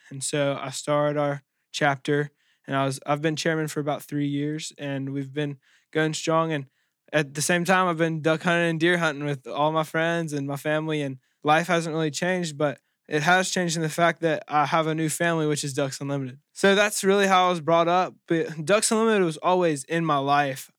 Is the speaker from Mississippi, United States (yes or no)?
yes; Jackson, Mississippi, United States; I was born in Jackson, Mississippi